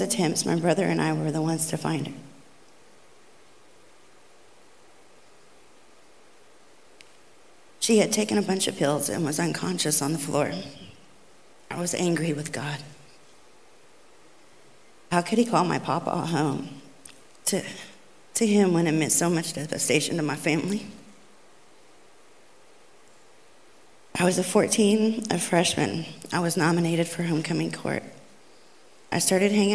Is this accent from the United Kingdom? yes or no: no; Catoosa, Oklahoma, United States; I grew up in Catoosa, Oklahoma